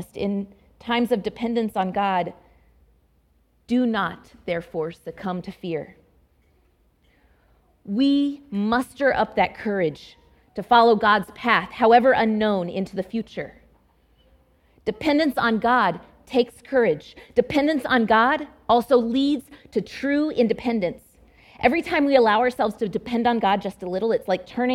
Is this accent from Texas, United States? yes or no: yes; Dallas Metroplex, Texas, United States; moved away; also born or lived in Fort Worth, Texas / Abilene, Texas; my home state of Texas